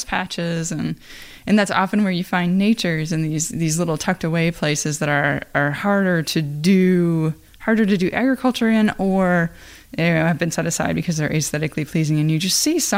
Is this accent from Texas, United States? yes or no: no; Iowa, United States; I am from Iowa. You know, I have family that farm.